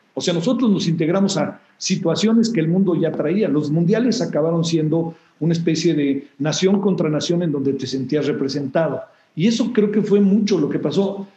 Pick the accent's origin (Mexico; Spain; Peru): Mexico